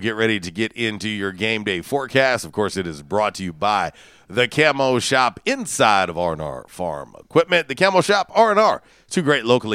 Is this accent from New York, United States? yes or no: no; Tampa Bay area, Florida, United States; moved away; I'm originally from the Tampa Bay area.